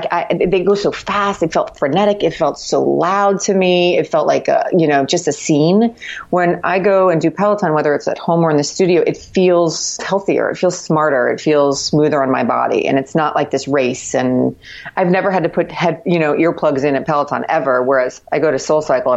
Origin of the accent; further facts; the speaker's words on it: Miami, Florida, United States; now in New York City, United States; I grew up in Miami